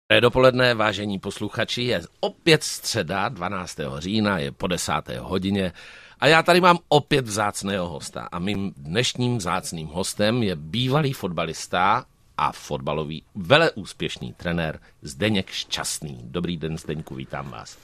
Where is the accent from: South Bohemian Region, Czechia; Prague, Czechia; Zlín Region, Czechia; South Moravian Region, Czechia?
South Moravian Region, Czechia; Hustopeče; also born or lived in Hodonín; já jsem celý život vyrůstal v Hustopečích u Brna, ale narodil jsem se v Hodoníně